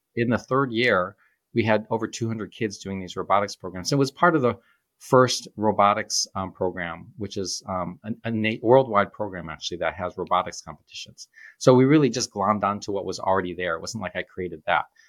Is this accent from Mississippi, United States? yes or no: no; Shoreham, near Groves High School, Michigan, United States; I grew up on Shoreham